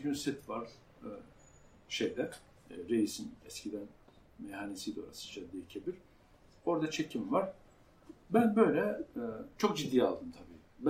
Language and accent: Turkish; Central Anatolia, Turkey; Orta Anadolu bir köyünde doğdum. Ee, küçük bir kasabada, köy demeyelim